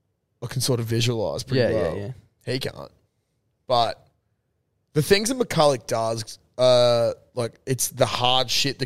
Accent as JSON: {"language": "English", "region": "Queensland", "country": "Australia", "said": "As a Queenslander."}